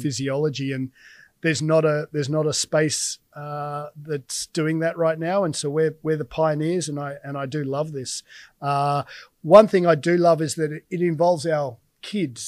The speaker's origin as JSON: {"language": "English", "country": "Australia", "said": "as an Aussie"}